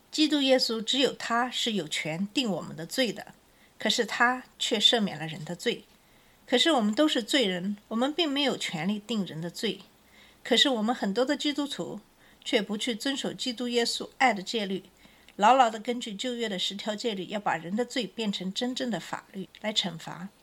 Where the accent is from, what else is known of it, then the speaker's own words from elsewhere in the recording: China; now in United States; 我们小的时候在中国